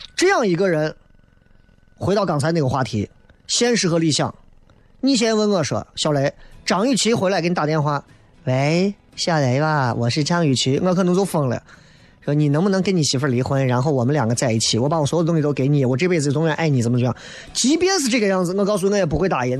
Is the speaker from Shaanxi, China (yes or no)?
yes; Xi'an, Shaanxi, China; accent: Xi'an-flavoured Mandarin; 我讲的这都不已经，已经不算是方言了，讲的基本上都是西安味道的普通话了